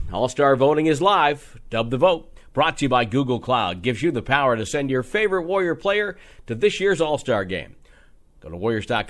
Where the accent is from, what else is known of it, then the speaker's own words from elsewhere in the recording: just outside of Hartford, Connecticut, United States; moved away; I grew up in Connecticut. I'm a white kid just outside of Hartford.